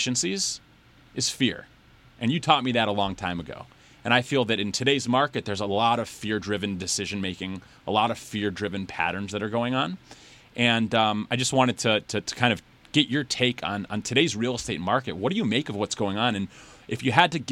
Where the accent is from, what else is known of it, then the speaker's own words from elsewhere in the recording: Detroit, Michigan, United States; I'm a native Detroiter